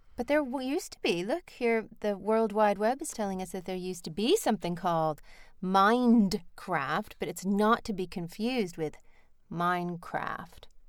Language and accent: English; United States; moved away; because I'm American